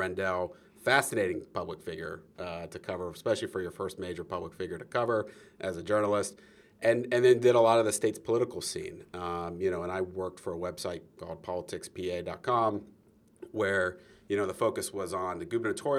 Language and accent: English; Houston, Texas, United States; moved away as an adult; also born or lived in Louisiana / Harrisburg, Pennsylvania / Lehigh, Pennsylvania; Most people do think I'm from Pennsylvania, but I was born in Louisiana. I grew up in Houston, but I went to school at Lehigh, just about an hour north of Philadelphia